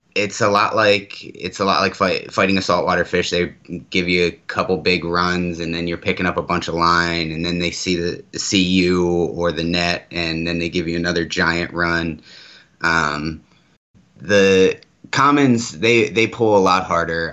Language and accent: English; Maryland, United States; now in Arizona, United States; I grew up on the East Coast. I'm from Maryland originally. Um, I grew up on the Susquehanna River